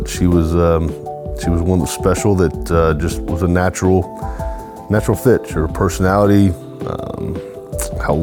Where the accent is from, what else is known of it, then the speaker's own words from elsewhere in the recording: Edmond, Oklahoma, United States; born in Edmond, Oklahoma. Been around this part of the country pretty much my entire life.